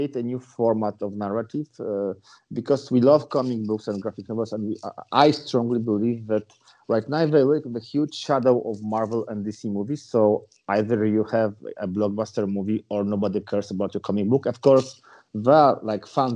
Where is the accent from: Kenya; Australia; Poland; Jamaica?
Poland; we are from Poland